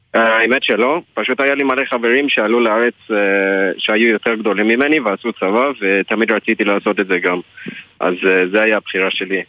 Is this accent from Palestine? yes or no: no; Johannesburg, Gauteng, South Africa; Hebrew is a second language; moved away as an adult; now in Israel; אני בעיקרון מדרום אפריקה